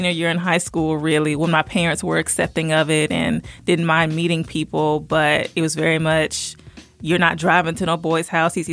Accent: Virginia, United States; born there; also born or lived in Southern United States; now in Covington, United States; I mm-hmm. was born in Virginia, stayed there for a while, moved around the South, but I settled here in Georgia. Um, in a small city in Covington.

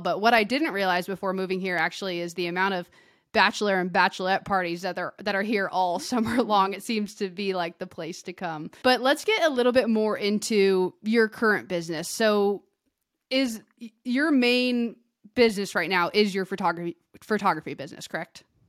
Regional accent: outside of Sacramento, California, United States; now in Bend, United States; I grew up outside of Sacramento

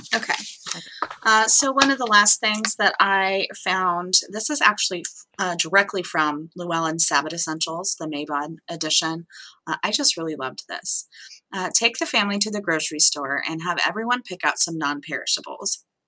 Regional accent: Southwest, United States; moved away; I'm from the Southwest

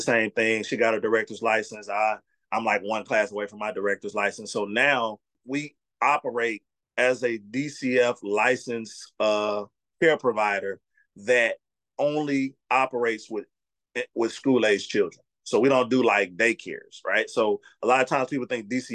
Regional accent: Mississippi, United States; I'm from Mississippi

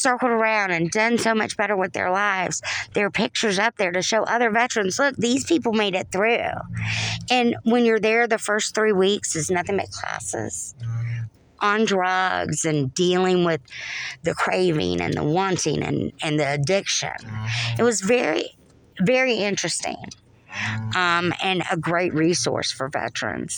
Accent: North Florida, United States; accent: southern; moved away; also born or lived in New Jersey; I've got this southern accent. Uh-huh. I'm from North Florida

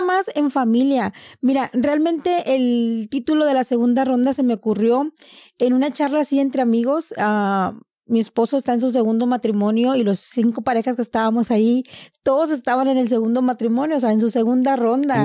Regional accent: Reynosa, Tamaulipas, Mexico; now in United States; nací en Reynosa, Tamaulipas

